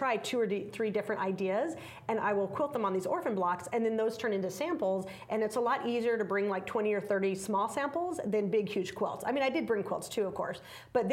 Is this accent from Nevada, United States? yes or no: yes; Las Vegas, Nevada, United States; I'm from Las Vegas, and when I first started teaching in Las Vegas many years ago